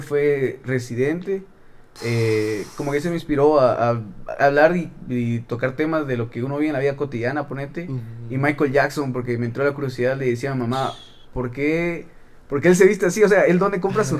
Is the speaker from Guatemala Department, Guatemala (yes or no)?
no; Quetzaltenango, Guatemala; vengo de Shela, y ah, ahí donde donde me crié, mis papás son de, de pueblos aledaños